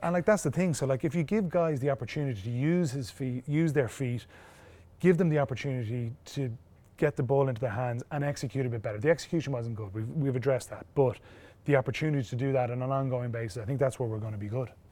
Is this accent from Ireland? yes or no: yes; Ireland; we're very lucky in Ireland. Our school system, our club system, our youth system